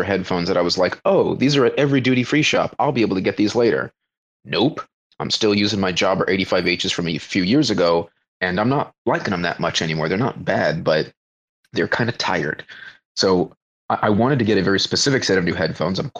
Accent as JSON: {"language": "English", "region": "Florida", "country": "United States", "moved": "as an adult", "lives_now": "Indonesia", "said": "I come from Florida man, flat boy land."}